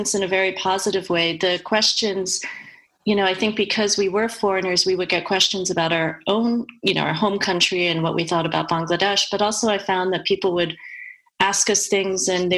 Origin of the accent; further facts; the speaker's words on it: United States; Dan and I are white, we're American